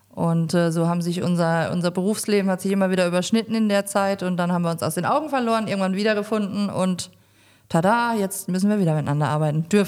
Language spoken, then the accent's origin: German; Mannheim, Baden-Württemberg, Germany; now in Rhineland-Palatinate, Germany; bin ich ähm, in Mannheim geboren und aufgewachsen. Bin dann irgendwann in die Pfalz gezogen, da wohne ich immer noch